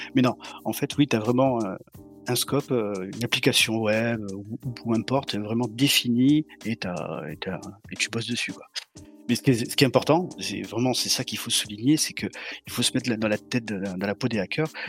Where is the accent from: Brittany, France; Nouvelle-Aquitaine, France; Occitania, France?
Occitania, France; Montpellier; je suis de Montpellier, du sud de la France